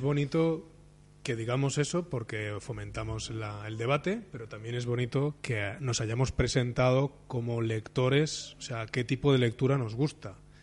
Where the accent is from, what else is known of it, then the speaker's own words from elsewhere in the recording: Barcelona, Catalonia, Spain; como soy de Barcelona